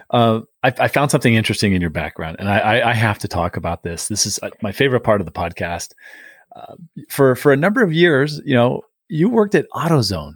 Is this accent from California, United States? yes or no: yes; San Diego, California, United States; moved away; I grew up in San Diego